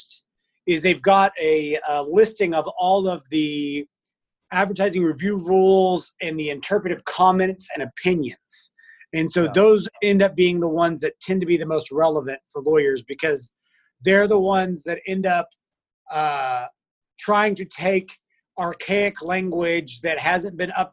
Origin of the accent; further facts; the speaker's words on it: Weatherford, Texas, United States; I grew up out in Weatherford, Texas